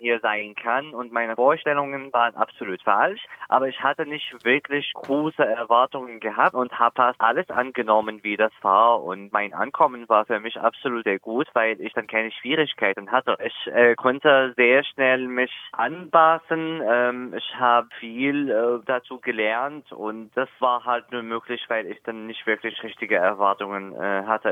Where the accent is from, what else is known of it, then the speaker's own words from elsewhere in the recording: eastern Syria, Syria; German is a second language; moved away as an adult; also born or lived in Palmyra; now in Germany; bei uns in meiner Heimatstadt im Osten